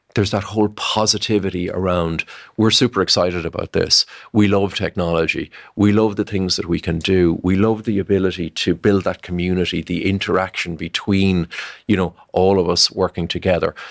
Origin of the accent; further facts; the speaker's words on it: Ireland; I'm an Irish guy